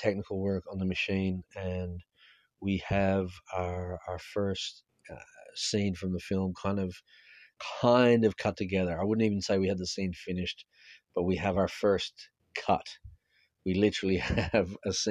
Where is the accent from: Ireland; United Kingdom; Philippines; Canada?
Ireland; as an Irish person